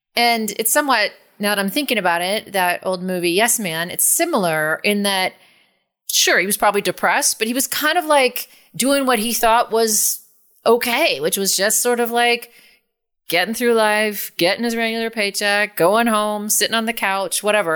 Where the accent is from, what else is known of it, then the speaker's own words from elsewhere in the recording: San Francisco, California, United States; I'm from San Francisco